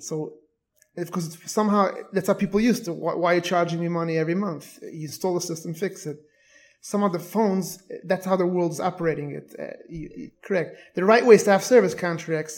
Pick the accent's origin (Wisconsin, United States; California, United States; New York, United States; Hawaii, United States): New York, United States; New York City; moved away as an adult; now in Airmont, United States; I was born and raised in Borough Park.